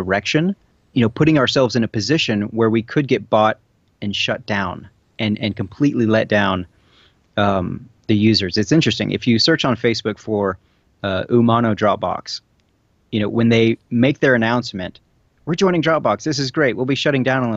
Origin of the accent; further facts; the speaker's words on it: Texas, United States; also born or lived in Little Rock; now in Dallas, United States; I'm originally from Texas and have some friends and family